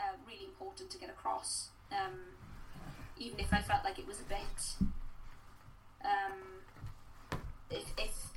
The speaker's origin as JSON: {"language": "English", "area": "Welsh", "region": "Wales", "country": "United Kingdom", "said": "I am Welsh."}